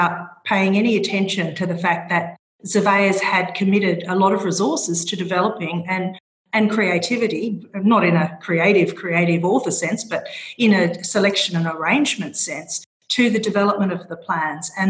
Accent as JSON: {"language": "English", "country": "Australia", "accent": "Australian", "moved": "as an adult", "lives_now": "Brussels, Belgium", "said": "even though I'm based in Brussels, I'm an Australian from my accent."}